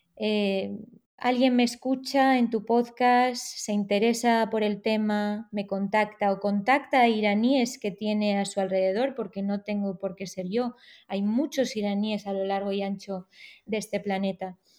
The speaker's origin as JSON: {"language": "Spanish", "country": "Spain", "tie": "born or raised there", "also_born_or_lived": "Tehran, Iran", "said": "yo nací en Teherán, pero con cuatro o cinco meses, cuando era eh, bebé, mis padres decidieron venir a España entonces me he criado aquí"}